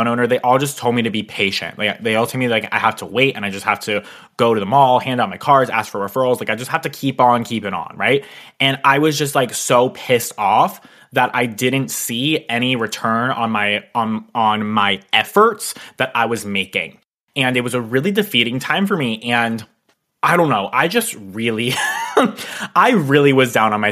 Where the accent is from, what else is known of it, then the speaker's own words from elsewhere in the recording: Pennsylvania, United States; move an hour and a half away from my hometown